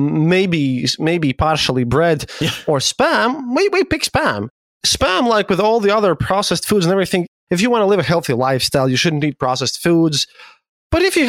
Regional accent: Latvia; Latvia here

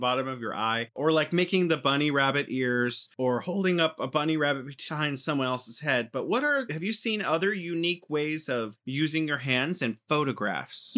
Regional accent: United States; now in China; as an American growing up watching T V

